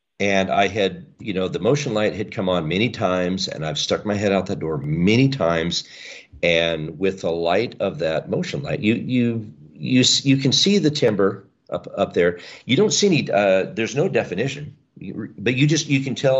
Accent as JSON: {"language": "English", "area": "the Northwest", "region": "Pacific Northwest", "country": "United States", "tie": "born or raised there", "said": "I was raised here in the Northwest"}